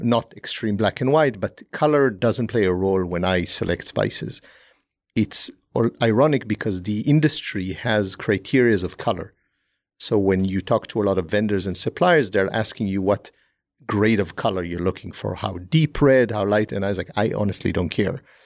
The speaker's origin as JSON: {"language": "English", "country": "Israel", "tie": "born or raised there", "moved": "yes", "said": "growing up in Israel"}